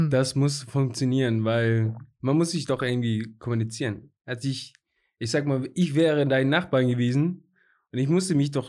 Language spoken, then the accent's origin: German; Iran; first language Persian; German is a second language; moved away as an adult; also born or lived in Altenburg; now in Germany; wir auch beide Perser